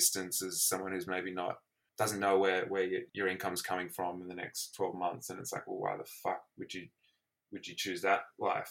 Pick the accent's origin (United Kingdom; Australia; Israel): Australia; Sydney, New South Wales; also born or lived in Melbourne; I grew up in Sydney, went to Melbourne and back in Sydney